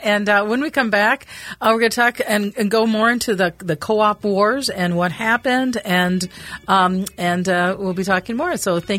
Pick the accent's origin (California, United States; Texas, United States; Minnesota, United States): Minnesota, United States; Minneapolis; I grew up in Northeast Minneapolis, and there was the time that you had a lot of corner grocery stores.